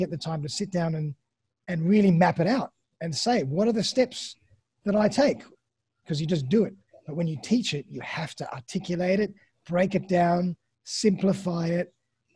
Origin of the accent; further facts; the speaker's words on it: Australia; accent: Australian; also born or lived in Sydney, Australia; my lovely Australian accent